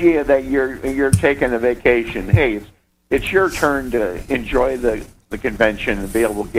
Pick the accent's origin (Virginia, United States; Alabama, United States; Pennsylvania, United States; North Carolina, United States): Pennsylvania, United States; Erie; I'm from Erie, Pennsylvania